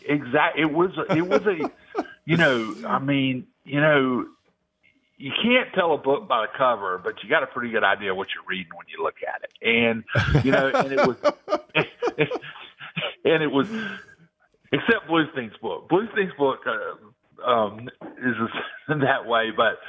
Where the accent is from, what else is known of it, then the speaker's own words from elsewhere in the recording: Alabama, United States; and I'm from Alabama. I understand Alabama politics a little bit